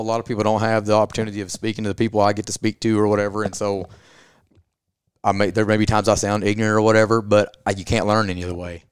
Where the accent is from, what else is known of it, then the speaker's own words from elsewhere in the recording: Southeast Kentucky, United States; I'm from, I'm from Southeast Kentucky, so I'm from Appalachia